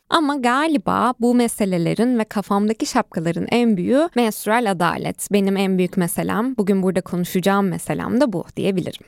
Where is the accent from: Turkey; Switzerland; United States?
Turkey; Ankara; also born or lived in Van; benim memleketim olan Ankara'da